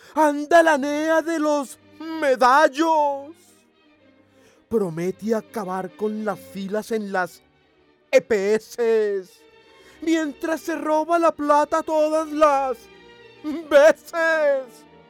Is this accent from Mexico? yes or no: no; Colombia; nosotros, como colombianos